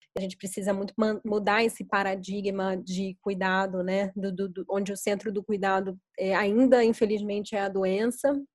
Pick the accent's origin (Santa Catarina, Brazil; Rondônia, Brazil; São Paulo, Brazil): São Paulo, Brazil; eu sou de São Paulo